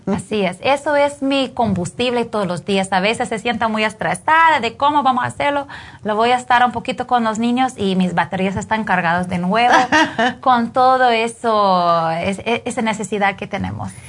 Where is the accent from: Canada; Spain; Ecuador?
Canada; Spanish is a second language; moved away as an adult; now in Guatemala; yo soy canadiense